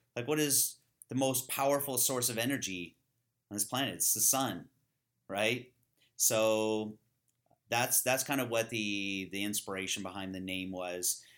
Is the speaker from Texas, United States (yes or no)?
no; California, United States; I grew up in California with a bunch of kinda hippies